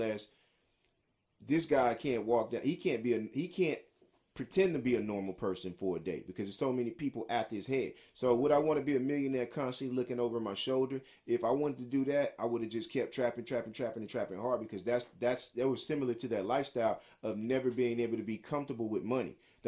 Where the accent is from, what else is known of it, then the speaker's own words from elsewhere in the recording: New York, United States; I'm from New York. But I sound like I'm Southern.